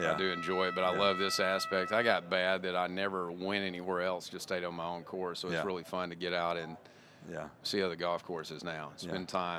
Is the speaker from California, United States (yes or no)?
no; Fulton, Mississippi, United States; I grew up in Fulton, Mississippi, a small town just outside of Tupelo